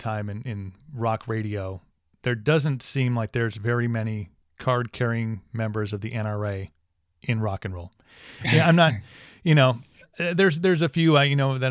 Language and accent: English; Wisconsin, United States; We're from Wisconsin